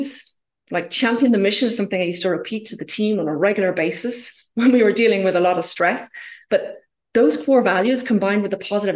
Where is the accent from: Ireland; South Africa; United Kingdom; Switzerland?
Ireland; I'm originally from Ireland myself